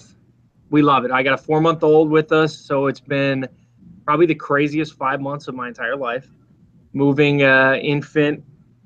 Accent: Minneapolis, Minnesota, United States; moved away as an adult; now in Charlotte, United States; in Minnesota, I grew up in Minneapolis

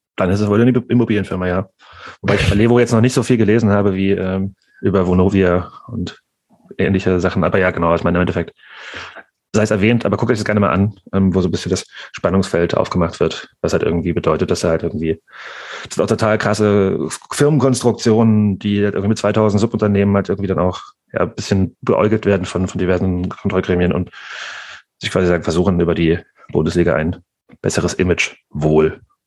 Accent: Nordhausen, Thuringia, Germany; born or raised there; moved away

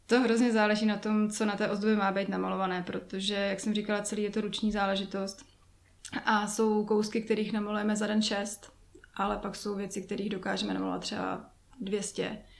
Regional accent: Jičín, Hradec Králové Region, Czechia; Já jsem původem z Čína

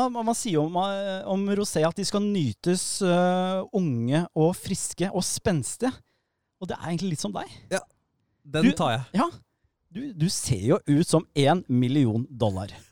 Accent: Nordre Follo, Akershus, Norway; nå vet jo folk at jeg er fra Nordre Follo. Jeg bor i et tyrolerhus.

